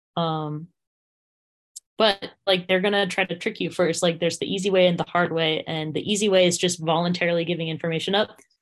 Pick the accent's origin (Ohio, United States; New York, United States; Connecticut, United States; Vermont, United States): Vermont, United States; Windsor; my hometown of Windsor, Vermont